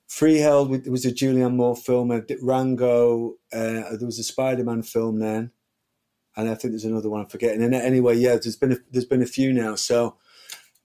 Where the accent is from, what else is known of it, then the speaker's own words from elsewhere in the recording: United Kingdom; being a British kid